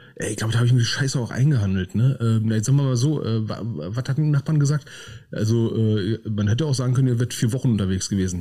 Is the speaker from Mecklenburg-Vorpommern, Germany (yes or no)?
no; Berlin, Germany; wie ich es als Berliner ausspreche.